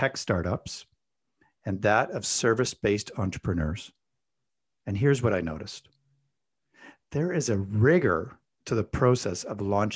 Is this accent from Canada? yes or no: yes; Canada; I'm Canadian